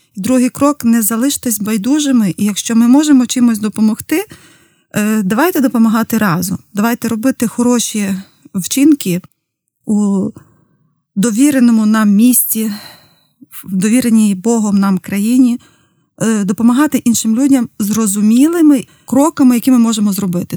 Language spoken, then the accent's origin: Ukrainian; Zdolbuniv, Rivne Oblast, Ukraine; моє рідне місто з долбонів